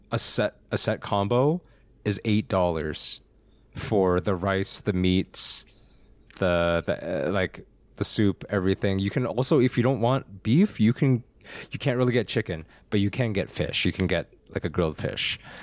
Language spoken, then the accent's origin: English; Alberta, Canada; I'm from Alberta.